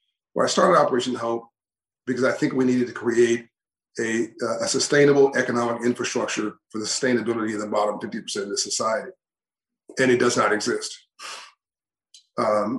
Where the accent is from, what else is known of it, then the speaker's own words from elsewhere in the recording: Compton, California, United States; I came from Compton, California, South Central Los Angeles